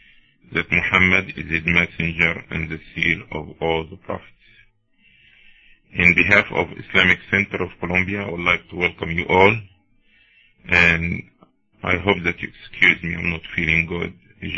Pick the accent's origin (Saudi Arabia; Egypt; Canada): Egypt; Cairo, Cairo Governorate; now in United States; I'm originally from Cairo, Egypt